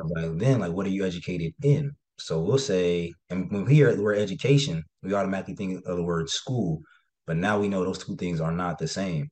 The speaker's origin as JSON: {"language": "English", "town": "Cincinnati", "region": "Ohio", "country": "United States", "said": "just wanted to get out of Ohio. I'm from Cincinnati"}